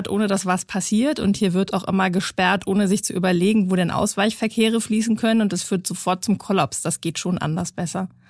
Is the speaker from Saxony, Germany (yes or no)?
no; Hamburg, Germany; Ja, das kann ich insbesondere. Ich habe ja nun lange Kommunalpolitik gemacht und lange den Verkehrsausschuss geleitet im größten Bezirk in Hamburg.